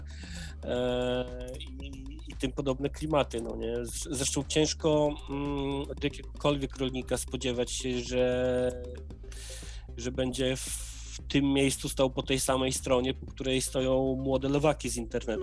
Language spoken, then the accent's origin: Polish; Poland; moved away; wychowa wychowałem się na wsi, teraz na tej wsi sobie trochę siedzę tymczasowo